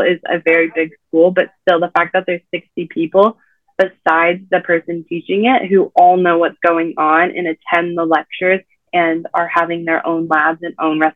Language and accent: English; San Diego, California, United States; moved away as an adult; now in Indiana, United States; I'm from San Diego